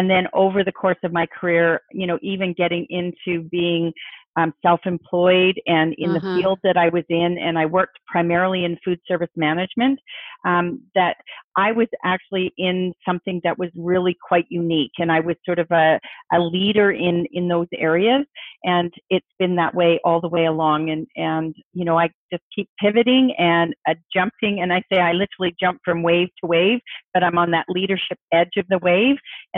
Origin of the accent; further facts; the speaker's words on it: Halifax, Nova Scotia, Canada; also born or lived in England; Halifax in Nova Scotia on the East Coast, which is another major naval city. And so I did a lot of my growing up on the East Coast.